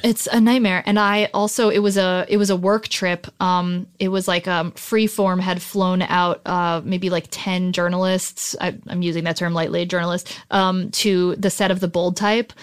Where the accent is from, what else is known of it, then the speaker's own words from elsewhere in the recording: New Jersey, United States; moved away as an adult; now in Los Angeles, United States; I'm from New Jersey originally, but, um, my whole family moved out here, um, after me